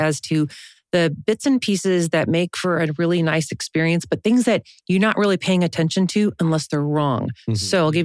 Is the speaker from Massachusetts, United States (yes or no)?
no; Chicago, Illinois, United States; now in San Antonio, United States; I'm from the Chicago area